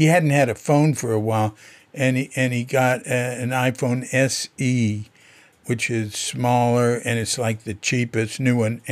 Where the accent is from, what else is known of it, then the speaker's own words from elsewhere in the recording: Fort Worth, Texas, United States; I was born February 9th in Fort Worth.